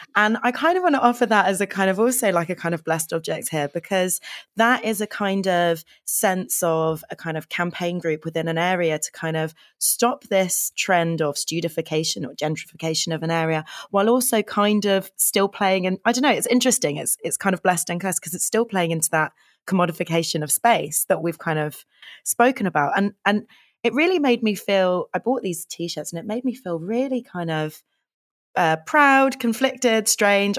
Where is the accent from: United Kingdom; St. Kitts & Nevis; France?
United Kingdom; London; I grew up in Hendon